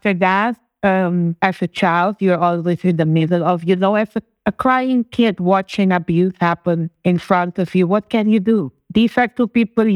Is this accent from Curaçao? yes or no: yes; Curaçao; first language Papiamento; English is a second language; also born or lived in Sint Maarten; now in Bonaire; I actually was born in Sint Maarten, which was also from the former Netherlands Antilles, the Dutch Antilles. We fall part all under the Dutch kingdom. However, I was raised in Curacao. I currently live in Bonaire